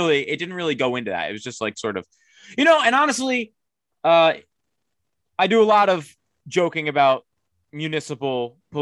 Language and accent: English; Northeast, United States; we're from the Northeast